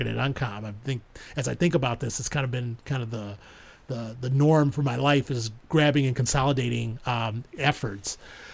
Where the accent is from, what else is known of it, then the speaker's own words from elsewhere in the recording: Chicago, Illinois, United States; moved away; growing up in Chicago, you know, I'm a transplant